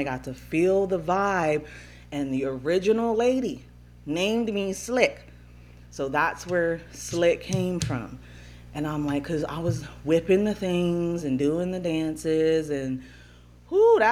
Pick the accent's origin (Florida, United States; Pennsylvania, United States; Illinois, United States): Pennsylvania, United States; Upper East Coast, PA; From the Upper East Coast, PA.